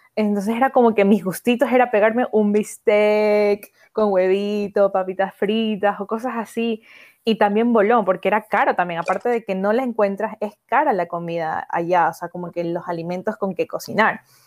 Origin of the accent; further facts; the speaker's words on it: Guayaquil, Guayas, Ecuador; moved away as an adult; also born or lived in Galápagos; now in Spain; vivir viví en Guayaquil